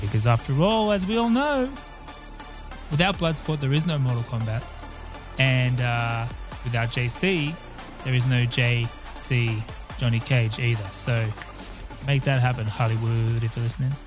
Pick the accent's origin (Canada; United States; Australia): Australia; growing up in Australia